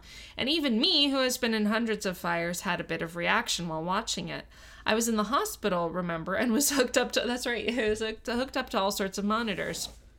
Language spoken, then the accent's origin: English; New Orleans, Louisiana, United States; accent: Yat; I've referenced my Yat accent, which is a dialect that is originated in the Irish and Italian working class neighborhoods in New Orleans, or Nolens.